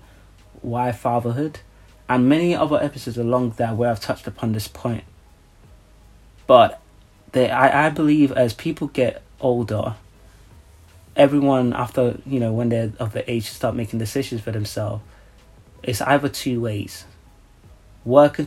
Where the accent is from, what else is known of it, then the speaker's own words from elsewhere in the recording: Nigeria; I'm from Nigeria